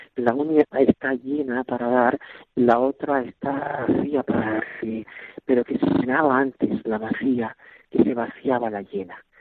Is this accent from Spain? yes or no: yes; Spain; now in Bangassou, Central African Republic; somos muchos, muchos españoles